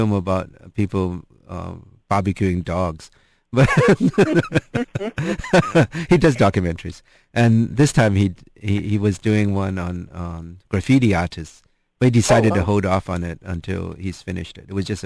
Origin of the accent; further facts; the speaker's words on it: Hong Kong; now in United States; I grew up in Hong Kong